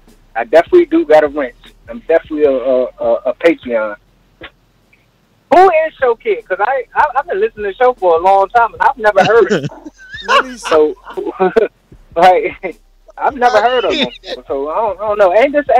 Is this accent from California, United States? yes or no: no; DeLand, Florida, United States; I'm from Florida. So it's a hometown fight too.